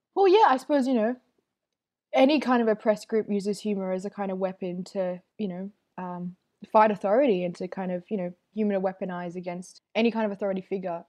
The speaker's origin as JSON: {"language": "English", "town": "Melbourne", "region": "Victoria", "country": "Australia", "tie": "born or raised there", "also_born_or_lived": "Northern New South Wales", "said": "born and raised in Melbourne's western suburbs, Footscray"}